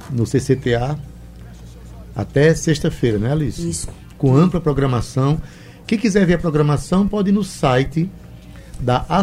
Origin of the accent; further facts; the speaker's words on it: São Paulo, Brazil; Sim, eu sou de São Paulo.